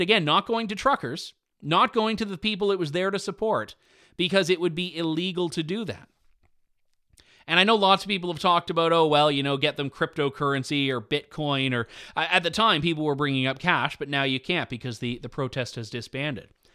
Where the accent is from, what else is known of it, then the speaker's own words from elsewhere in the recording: Canada; I'm Canadian